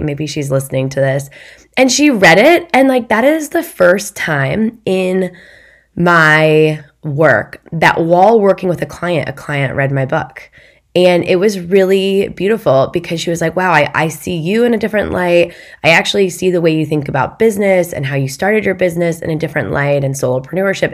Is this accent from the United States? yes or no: yes; Midwest, United States; I'm from the Midwest